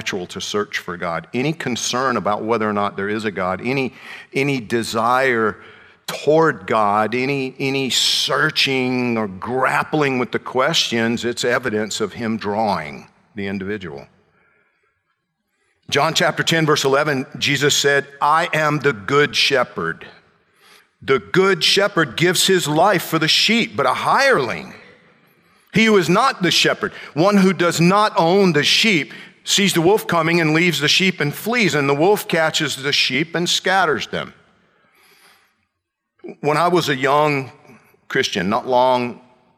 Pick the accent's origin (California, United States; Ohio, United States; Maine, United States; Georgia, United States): Georgia, United States; central; moved away as an adult; also born or lived in Atlanta; now in Miami, United States; my hometown area in central Georgia